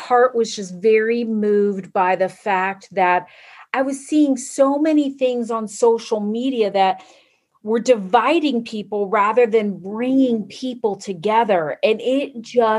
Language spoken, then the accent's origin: English; Florida, United States; moved away as an adult; now in Indiana, United States; I am originally from Florida